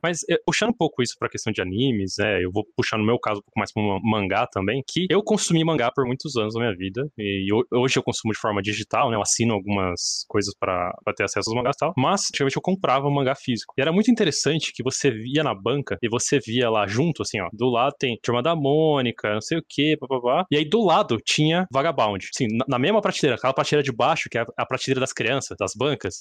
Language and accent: Portuguese; Brazil; nós brasileiros